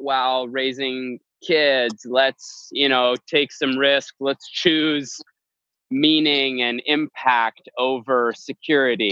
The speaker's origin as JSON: {"language": "English", "town": "Edmonton", "region": "Alberta", "country": "Canada", "tie": "born or raised there", "also_born_or_lived": "Los Angeles", "moved": "as an adult", "said": "I grew up in Edmonton, Alberta, Canada, and had lived there till I was about 21."}